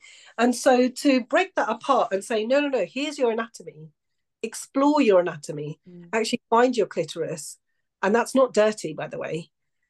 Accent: Pakistan; I come from it as a cultural view. And I know that as a Pakistani woman, talking about consent with boys is never really something that's a mainstream conversation within households

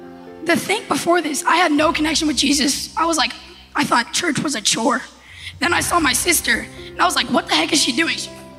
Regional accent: Ohio, United States; now in Fort Wayne, United States; Hey, I'm not from Fort Wayne. I'm from Ohio. When I came here, well, my sister over there, she really encouraged me

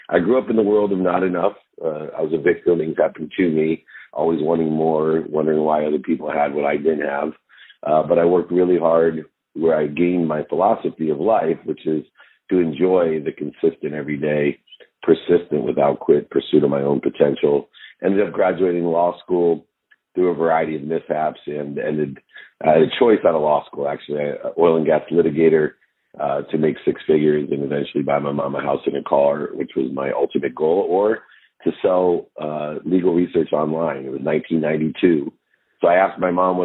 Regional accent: Akron, Ohio, United States; I grew up born in Akron, Ohio

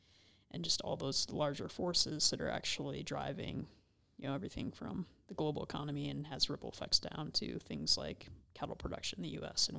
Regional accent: United States; I'm an American that lived within 50 mile radius of my birthplace, right, for the first 20 years of my life.

